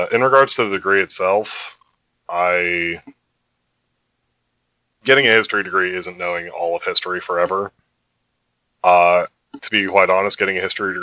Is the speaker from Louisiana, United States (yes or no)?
no; outside of Baltimore, Maryland, United States; I grew up outside of Baltimore